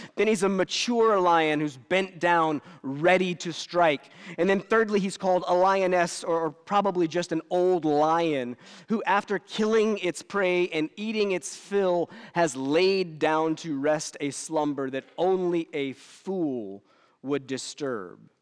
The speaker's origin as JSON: {"language": "English", "country": "United States", "said": "I'm as American as it gets"}